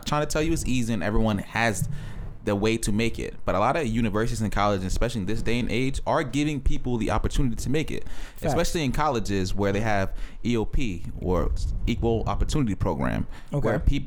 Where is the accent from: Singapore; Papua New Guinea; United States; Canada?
United States; Essex County, New Jersey; also born or lived in Ghana / Piscataway, New Jersey; growing up in Essex County and my parents like being nurses